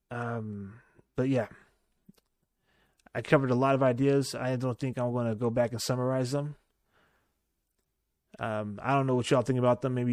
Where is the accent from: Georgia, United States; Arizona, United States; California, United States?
California, United States; showcase where we're from. We're from Silicon Valley.